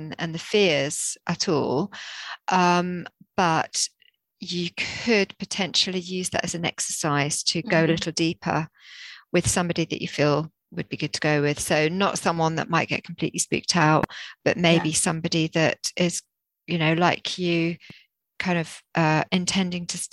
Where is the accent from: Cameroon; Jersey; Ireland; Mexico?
Jersey; I grew up in the rural Jersey